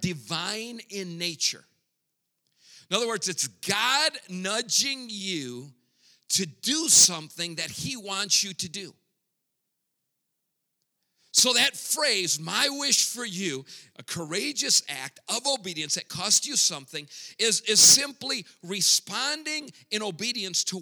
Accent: Grand Rapids, Michigan, United States; first language English; moved away as an adult; now in Mexico; Born and raised in Grand Rapids, Michigan

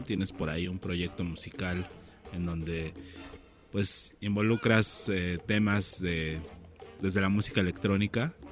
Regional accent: Chilango, Mexico City, Mexico; nosotros como chilangos

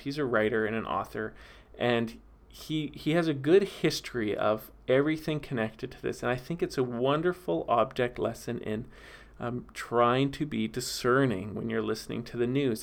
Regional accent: Vernon, British Columbia, Canada; moved away; the city I'm from, Vernon, B C

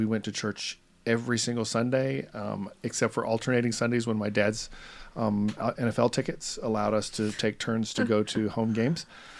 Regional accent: Roswell, Georgia, United States; I was raised in Atlanta, Georgia, or north of Atlanta, in a little town called Roswell, and I was really proud of that town.

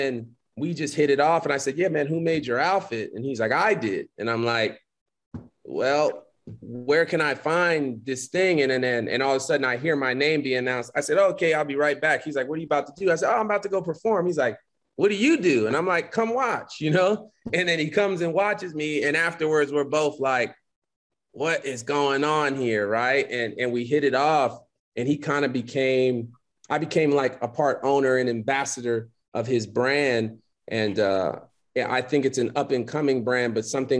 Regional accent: Philadelphia, Pennsylvania, United States; moved away; also born or lived in Miami, Florida; I grew up in West Philly, Overbrook

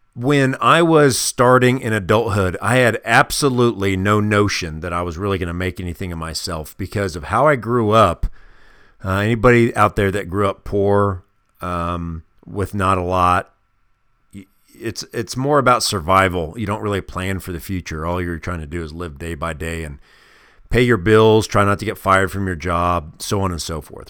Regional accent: Kansas City, Missouri, United States; moved away; growing up in the Midwest in a city called Kansas City, Missouri

